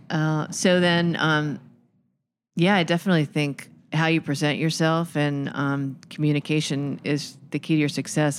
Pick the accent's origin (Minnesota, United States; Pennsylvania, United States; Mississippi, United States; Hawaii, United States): Pennsylvania, United States; Philadelphia; I grew up in Philadelphia, in, in the city, really, Row House, Philadelphia